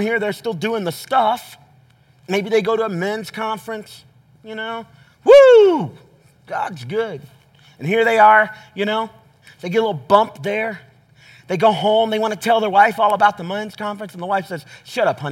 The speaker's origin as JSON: {"language": "English", "region": "the South", "country": "United States", "tie": "born or raised there", "said": "I grew up in the South"}